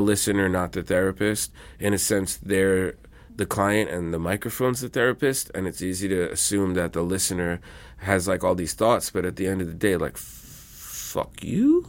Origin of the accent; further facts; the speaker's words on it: New York City, New York, United States; I grew up in Queens around Jamaican music and Latino music and rap and R and B